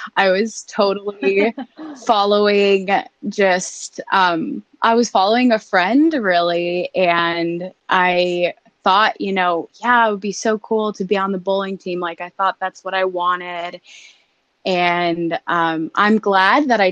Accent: Denver, Colorado, United States; also born or lived in Nebraska; I am from Denver, Colorado, born and raised, and grew up pretty normal

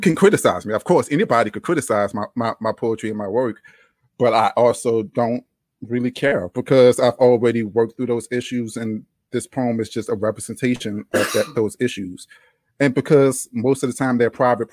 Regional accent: Louisiana, United States; accent: Louisiana drawl; also born or lived in New Orleans; now in Austin, United States; this Louisiana drawl

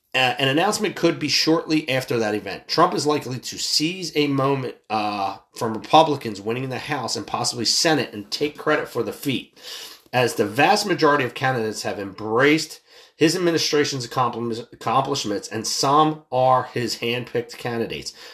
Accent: United States; I'm an American citizen

